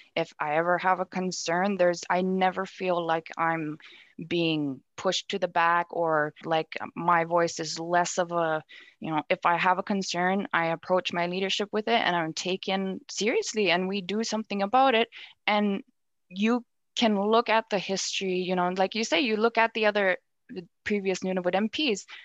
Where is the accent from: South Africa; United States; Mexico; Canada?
Canada; Nunavut; moved away as an adult; also born or lived in Ottawa / Iqaluit; go back home and be on Nunavut grounds.